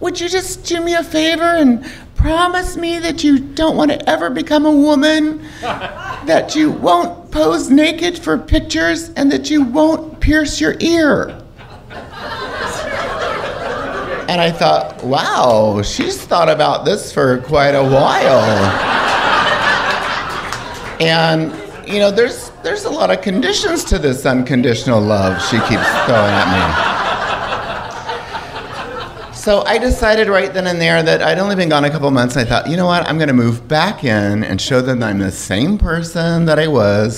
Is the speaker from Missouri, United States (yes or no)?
yes; Missouri, United States; also born or lived in Arkansas; I was born in 1961 in Arkansas, and I was raised pretty much in a small town in Missouri